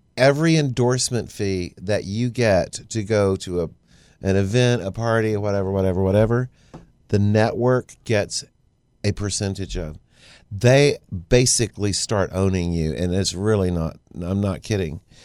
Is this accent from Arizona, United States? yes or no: no; Baytown, Texas, United States; growing up in Baytown